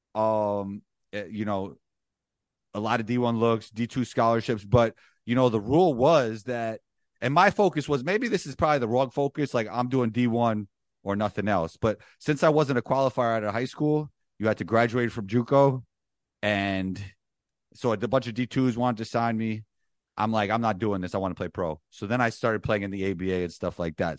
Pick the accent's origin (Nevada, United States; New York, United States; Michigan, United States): New York, United States; New York City; moved away as an adult; growing up in Riverdale in the Bronx, it's a Jewish community within the Bronx